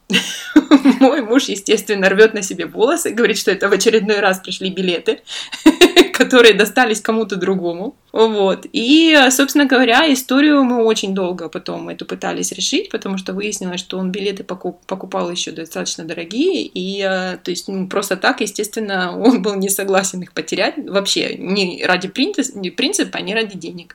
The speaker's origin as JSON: {"language": "Russian", "region": "southern Russia", "country": "Russia", "moved": "yes", "lives_now": "Italy", "said": "у нас на юге"}